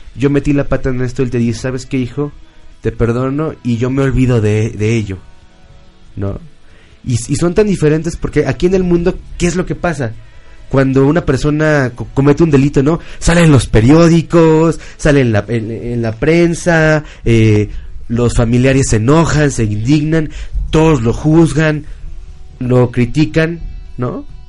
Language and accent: Spanish; Mexico; como mexicanos